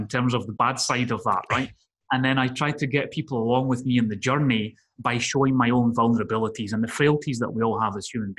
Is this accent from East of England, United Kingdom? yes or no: no; Scotland, United Kingdom; also born or lived in Spain; So, I grew up by living in Spain. You can tell I've not got a Spanish accent. I'm originally from Scotland.